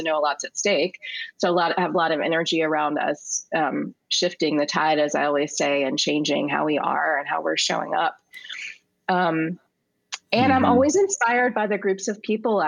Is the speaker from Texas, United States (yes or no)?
no; Richmond, Virginia, United States; I'm from Richmond